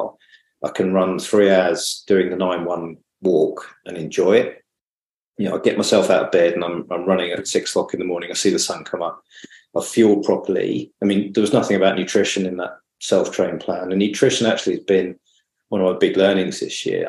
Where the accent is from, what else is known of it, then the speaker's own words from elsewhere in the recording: Brighton, South East England, United Kingdom; moved away as an adult; now in Manly, Australia; I come from Brighton originally.